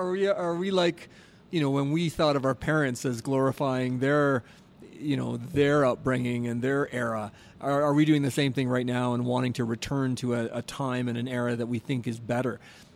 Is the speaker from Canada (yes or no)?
yes; Southern Ontario, Canada; growing up in Southern Ontario and going to the Buffalo Sabres games